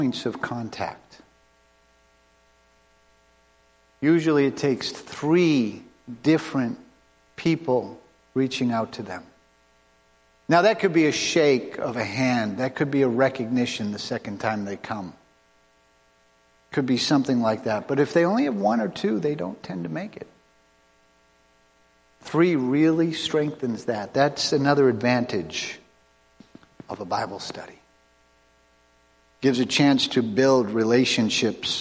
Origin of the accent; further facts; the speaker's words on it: Cape Cod, Massachusetts, United States; I grew up on Cape Cod